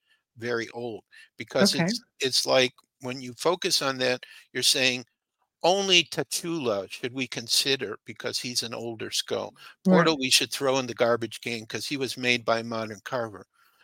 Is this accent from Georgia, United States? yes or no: no; Chicago, Illinois, United States; born there; So sometimes I'll say I'm Illinois … because I was born